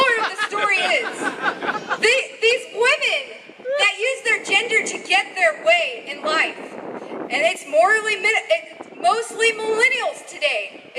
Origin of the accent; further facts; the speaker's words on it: Berkeley, California, United States; The thing is, I escaped that mindset. I'm from Berkeley.